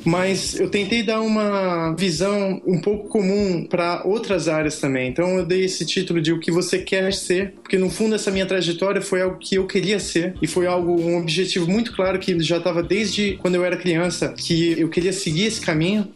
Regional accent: Brazil; moved away as an adult; also born or lived in France / United States; eu sou brasileiro

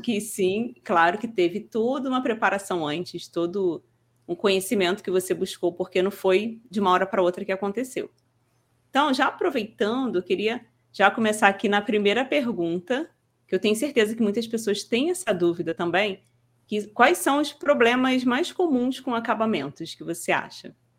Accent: Rio de Janeiro, Brazil; accent: carioca; eu sou carioca, que às vezes as pessoas perguntam de onde que você é e tal sou do Rio

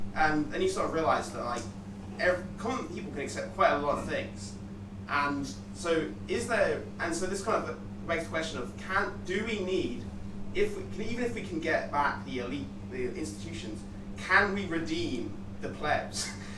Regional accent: Brighton, South East England, United Kingdom; I'm from Brighton

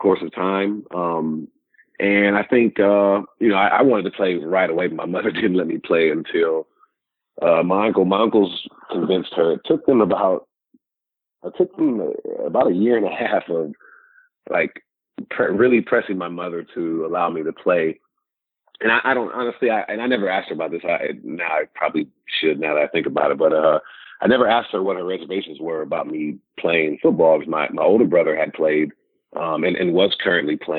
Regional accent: Sacramento, California, United States; growing up in Sacramento

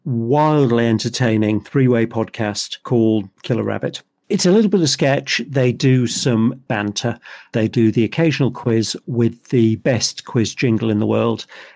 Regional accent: Liverpool, North West England, United Kingdom; from Liverpool, after all. I do cheap.

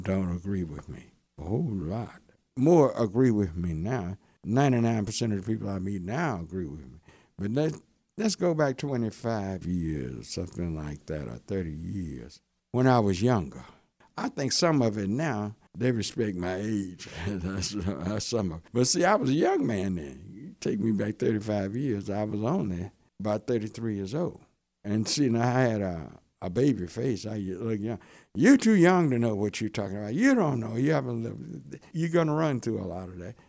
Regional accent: Hearne, Texas, United States; now in Dallas, United States; I grew up in Hearn, Texas. Been in Dallas about fifty-four years.

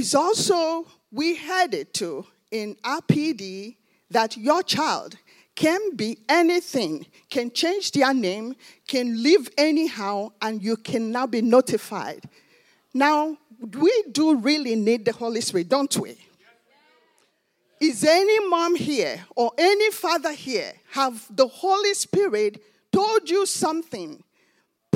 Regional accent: Nigeria; now in United States; I'm from Nigeria.

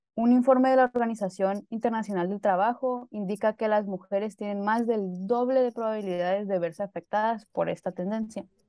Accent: Baja California Sur, Mexico; soy de Baja California

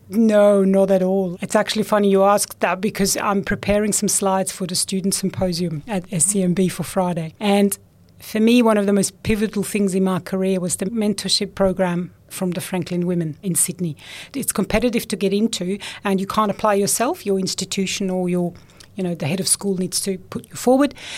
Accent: Switzerland; moved away; I grew up in Switzerland

